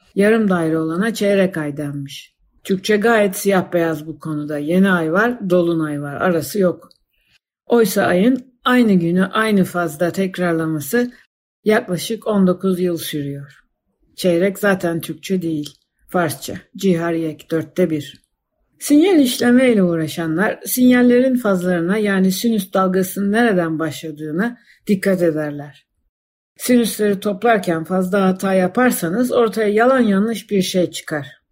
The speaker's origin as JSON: {"language": "Turkish", "region": "Istanbul", "country": "Turkey", "tie": "born or raised there", "also_born_or_lived": "Fener", "said": "Doğup büyüdüğüm yer olan Balat'ın hemen yanı başındaki sokaklarını ezbere bildiğim semt"}